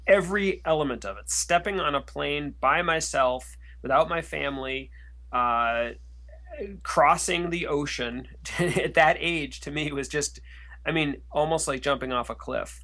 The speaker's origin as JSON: {"language": "English", "country": "United States", "also_born_or_lived": "France", "said": "as an American"}